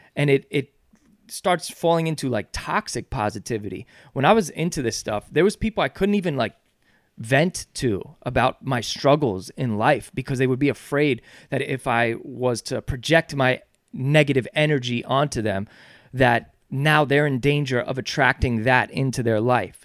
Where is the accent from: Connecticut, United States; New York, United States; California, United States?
New York, United States; Yonkers; We're from Yonkers